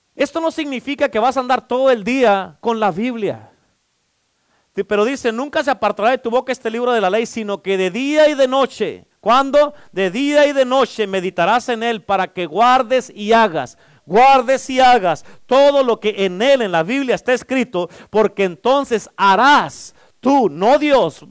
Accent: Durango, Mexico; moved away; como soy de Durango, pues vamos a la iglesia

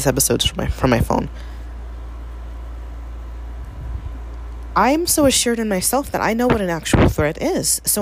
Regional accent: New York City, New York, United States; moved away; I am originally from the Bronx

